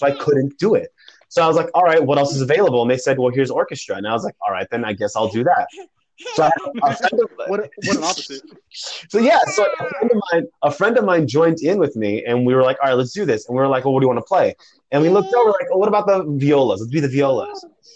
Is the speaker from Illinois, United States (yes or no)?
no; Southern California, United States; I'm from Southern California